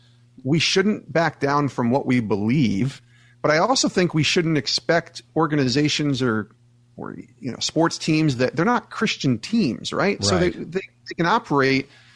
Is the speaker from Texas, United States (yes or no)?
no; New York, United States; I grew up in New York